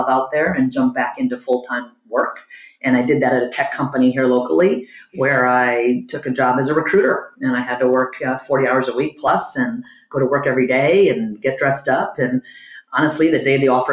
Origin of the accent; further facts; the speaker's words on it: East Coast, United States; also born or lived in Boston; I grew up on the East Coast, went to college in Boston